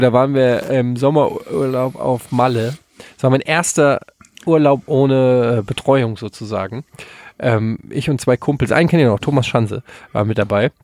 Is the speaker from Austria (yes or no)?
no; Frankfurt, Hesse, Germany; als Frankfurter, als Eintracht-Fan